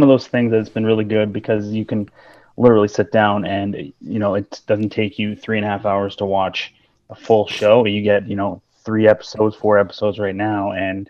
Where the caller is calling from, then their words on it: Surrey, British Columbia, Canada; I'm in Surrey, British Columbia, Canada. So I'm up here in the Great White North.